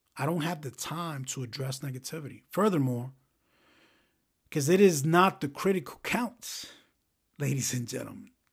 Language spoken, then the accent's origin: English; New York City, New York, United States; growing up in the South Bronx